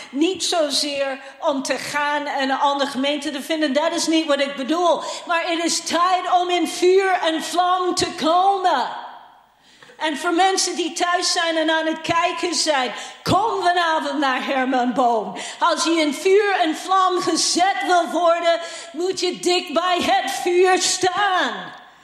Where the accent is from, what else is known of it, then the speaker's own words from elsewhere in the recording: Canada; moved away; ik ben hem uit Canada